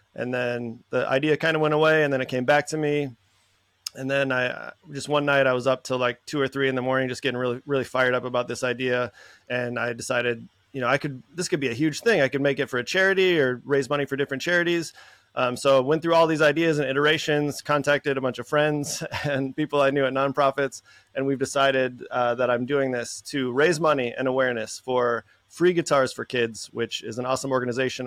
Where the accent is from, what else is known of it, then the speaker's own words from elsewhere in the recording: Minnesota, United States; moved away as an adult; also born or lived in San Francisco; growing up in Minnesota